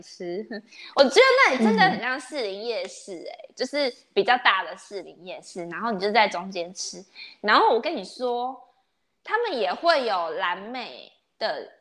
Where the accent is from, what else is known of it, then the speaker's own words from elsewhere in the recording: Taiwan; 因为我们台湾人现在都很流，就是不会，就是觉得卫生纸跟店家要都会有